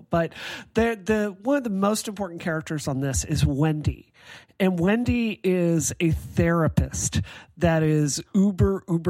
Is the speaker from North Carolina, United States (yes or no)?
no; Mississippi, United States; now in Massachusetts, United States; I grew up in Mississippi.